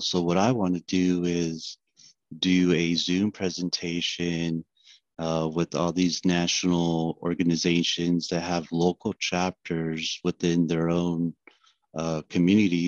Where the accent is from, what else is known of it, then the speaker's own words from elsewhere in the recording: Fresno, California, United States; I'm from Fresno, California. I work for Guida Surveying Inc. as a survey analyst